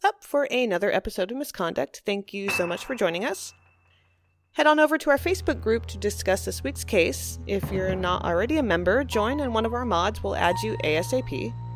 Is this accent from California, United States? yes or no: yes; California, United States; growing up in California